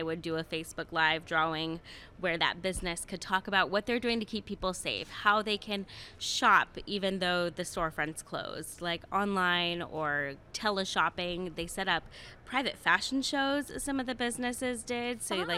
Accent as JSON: {"language": "English", "region": "East Coast", "country": "United States", "lives_now": "Columbus, United States", "said": "So I'm a transplant from the East Coast."}